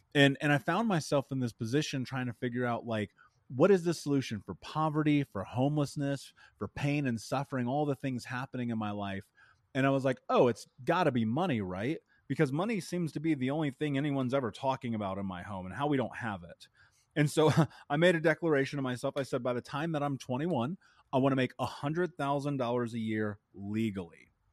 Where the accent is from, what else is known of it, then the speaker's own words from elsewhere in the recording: Indianapolis, Indiana, United States; I grew up in Indianapolis